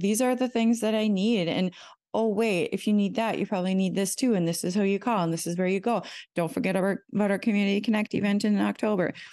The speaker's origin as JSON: {"language": "English", "town": "Keewatin", "region": "Minnesota", "country": "United States", "tie": "born or raised there", "also_born_or_lived": "Saint Cloud, Minnesota", "moved": "as an adult", "lives_now": "Sherburne County, United States", "said": "The town is called Keewatin"}